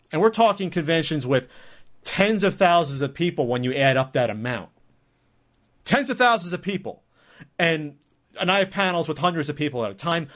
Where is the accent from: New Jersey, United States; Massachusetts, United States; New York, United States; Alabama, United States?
New Jersey, United States; moved away as an adult; now in San Diego, United States; I'm from Jersey